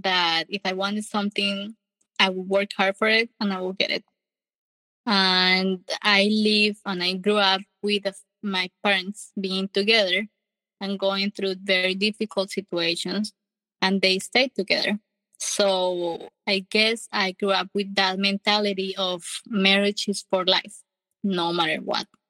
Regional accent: Colombia; English is a second language; moved away as an adult; now in United States; I'm from Colombia. I uh, have one sister, and we were born and raised in Colombia in a happy family.

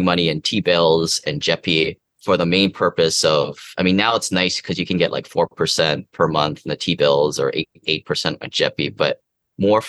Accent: Seattle, Washington, United States; now in Hawaii, United States; I was from Seattle, now living here in Hawaii

